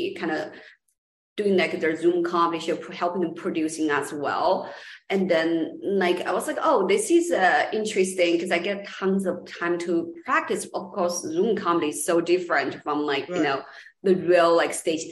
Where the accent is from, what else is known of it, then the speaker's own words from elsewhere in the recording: Los Angeles, California, United States; also born or lived in China; I was born in China originally, and then moved to LA, and then LA is kind of like my hometown as well, like San Gabriel Valley